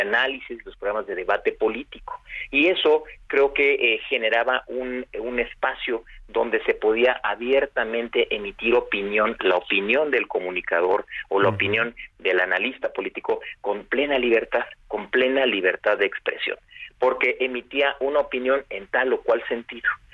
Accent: Mexico; como sociedad mexicana

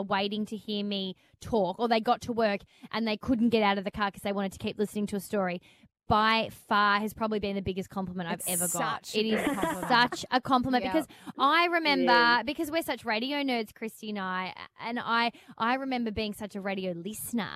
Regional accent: Melbourne, Victoria, Australia; I was back in Melbourne, my hometown

